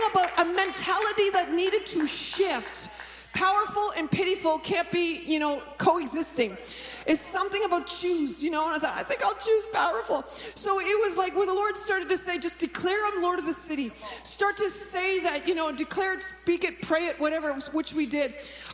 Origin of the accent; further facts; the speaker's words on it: Stratford, Ontario, Canada; also born or lived in Toronto; Stratford is where is my hometown.